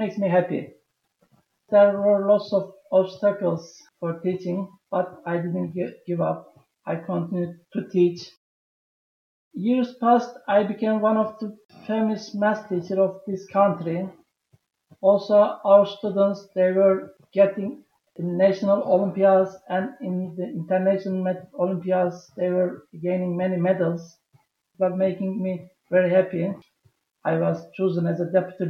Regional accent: Turkey; moved away as an adult; also born or lived in Tajikistan; I am from Turkey.

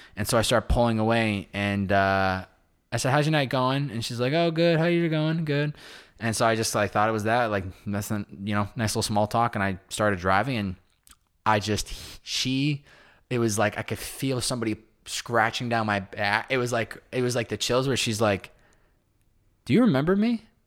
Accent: Massachusetts, United States; I'm from Massachusetts

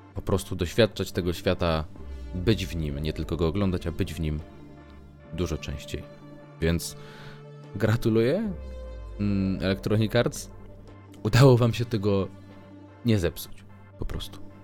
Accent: Warsaw, Masovian Voivodeship, Poland; ja, jestem z Warszawy

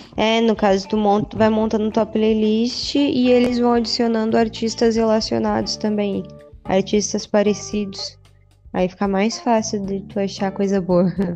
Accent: Uruguaiana, Rio Grande do Sul, Brazil; now in Santa Catarina, Brazil; Eu vim de Uruguaiana, no Rio Grande do Sul. Estou já há um tempão aqui em Santa Catarina

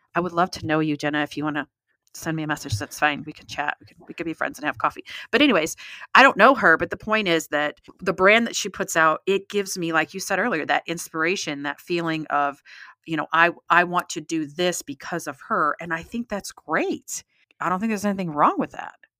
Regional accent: United States; since I'm American

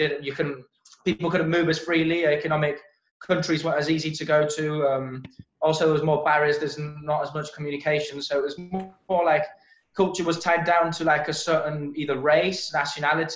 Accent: Spain; I'm from Spain, and we've got a really heavy American influence

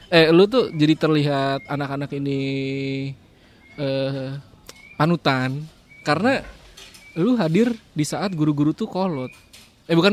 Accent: Jakarta, Indonesia; sebagai orang Jakarta

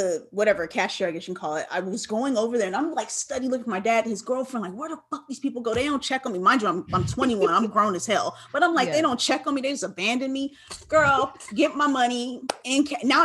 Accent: Los Angeles, California, United States; I'm from California. I'm from

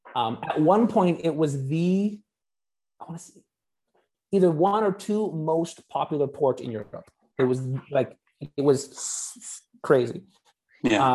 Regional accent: Canada; moved away; I'm Canadian

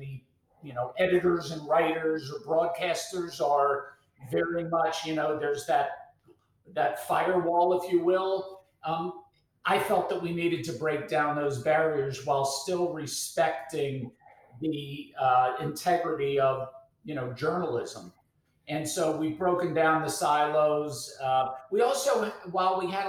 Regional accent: Baltimore, Maryland, United States; I grew up in Baltimore, raised in Baltimore

